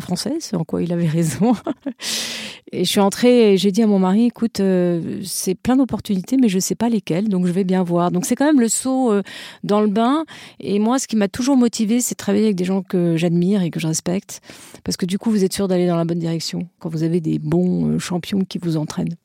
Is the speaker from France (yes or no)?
yes; France; je suis française